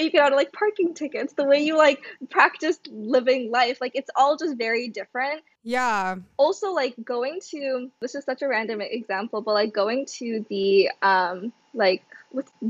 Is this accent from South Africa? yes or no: yes; South Africa; moved away as an adult; also born or lived in Kerala, India / Ghana; now in United States; I was born in India, in Kerala, South India, and I, I was there for like less than a year. I moved to Ghana in West Africa and I lived there for about six years. And then I moved to South Africa